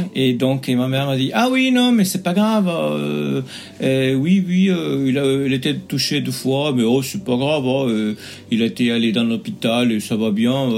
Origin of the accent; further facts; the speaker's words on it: United States; French is a second language; moved away as an adult; also born or lived in Belgium / Dublin; je suis américain d'origine